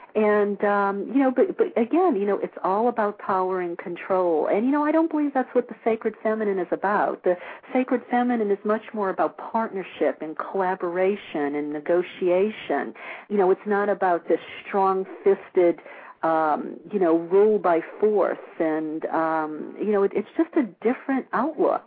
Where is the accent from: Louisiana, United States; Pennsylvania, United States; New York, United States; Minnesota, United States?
Louisiana, United States; New Orleans; now in California, United States; I grew up in New Orleans